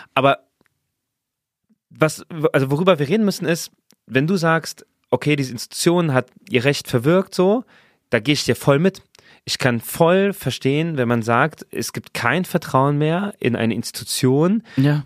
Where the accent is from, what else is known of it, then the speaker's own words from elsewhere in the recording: Saarland, Germany; ich bin im Saarland geboren